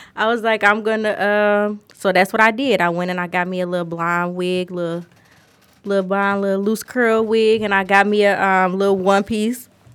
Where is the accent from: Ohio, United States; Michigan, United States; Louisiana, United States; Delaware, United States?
Michigan, United States; Detroit; I'm not from Atlanta. I'm from Detroit. I've always been in Detroit.